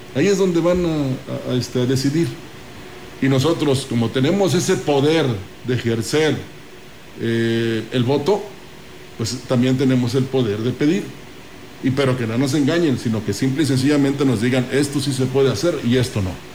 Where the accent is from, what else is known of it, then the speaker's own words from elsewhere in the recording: San Luis Potosí, Mexico; todos somos potosinos